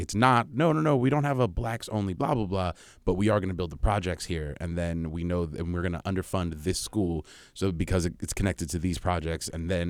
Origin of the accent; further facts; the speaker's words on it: California, United States; also born or lived in Kansas City / Cincinnati; I was born and raised in Southern California, did my graduate school in Kansas City. did a year in Cincinnati.